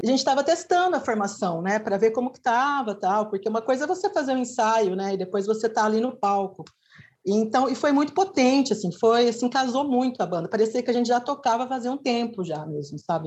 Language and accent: Portuguese; Bauru, São Paulo, Brazil; now in Araraquara, Brazil; eu sou de Bauru. Bauru é uma cidade aqui do lado de Araraquara